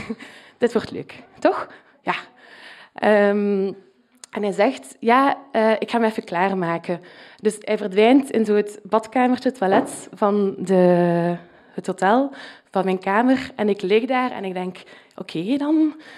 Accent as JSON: {"language": "Dutch", "region": "Flanders", "country": "Belgium", "accent": "Flemish", "said": "mijn Vlaams accent"}